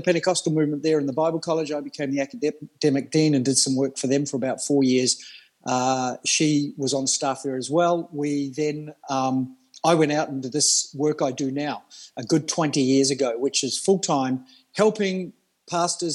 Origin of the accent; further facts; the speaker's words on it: Australia; moved away as an adult; also born or lived in New Zealand / Melbourne, Australia; now in Denmark; born in New Zealand, moved to Australia. I class myself as an Australian very early in life